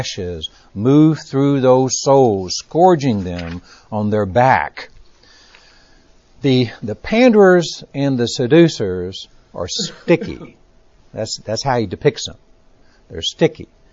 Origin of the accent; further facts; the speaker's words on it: Texas, United States; accent: Texas; My Texas accent